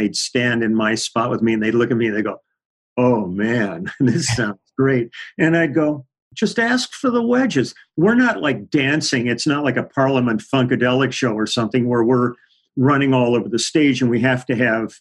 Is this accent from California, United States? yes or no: yes; Los Angeles, California, United States; also born or lived in Milwaukee; I grew up in the Valley. I grew up in Van Nuys